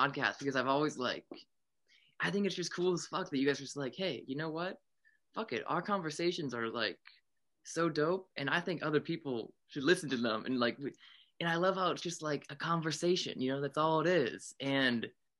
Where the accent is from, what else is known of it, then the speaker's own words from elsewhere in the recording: Pittsburgh, Pennsylvania, United States; moved away; right now I'm at my hometown. I'm in Pittsburgh